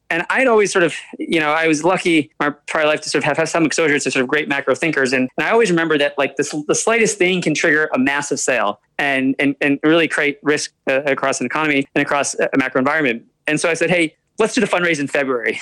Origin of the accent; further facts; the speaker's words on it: Albany, New York, United States; also born or lived in Bronx, New York; I was born in the Bronx, but I was primarily raised in upstate New York near yeah. Albany